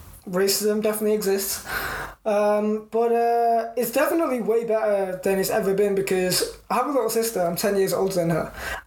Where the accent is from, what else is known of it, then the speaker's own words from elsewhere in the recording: United Kingdom; first language English; I grew up in the United Kingdom between, you know, 1996 and present day